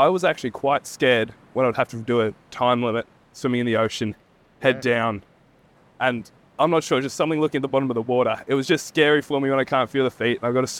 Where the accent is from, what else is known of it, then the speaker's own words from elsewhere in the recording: Warrnambool, Victoria, Australia; I'm from Warrnambool, born and raised, went to school here.